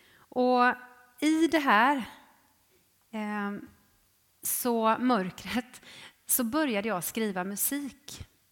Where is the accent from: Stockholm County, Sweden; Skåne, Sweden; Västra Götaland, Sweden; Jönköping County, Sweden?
Jönköping County, Sweden; Jönköping; jag är ju född i Jönköping. I, eh, ja, egentligen i eh, Ljungarum, men eh, uppväxt i Trånghalla